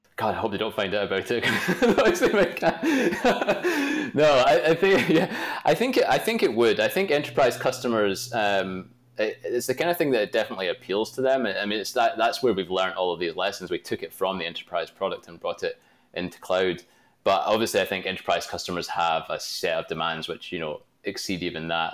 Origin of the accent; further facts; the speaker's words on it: Glasgow, Scotland, United Kingdom; I'm from Glasgow, Scotland, which is not really known for its pizza